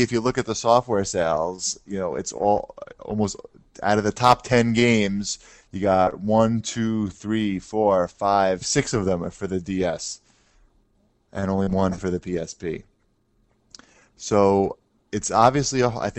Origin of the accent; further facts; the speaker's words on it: New York, United States; we're from New York